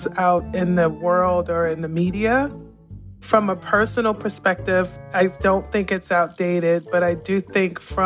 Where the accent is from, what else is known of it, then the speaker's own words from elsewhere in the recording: New York City, New York, United States; moved away; also born or lived in Savannah, Georgia / Austin, Texas; I grew up in New York City